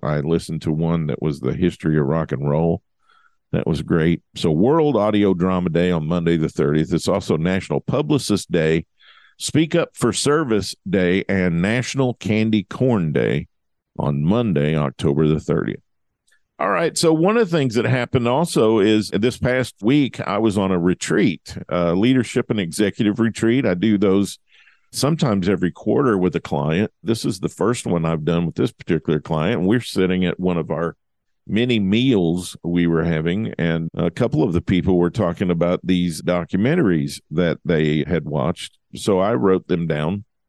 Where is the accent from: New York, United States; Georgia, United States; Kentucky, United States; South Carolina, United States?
Kentucky, United States; Lola; moved away; There's only about forty-five people, maybe fifty people that live in my hometown now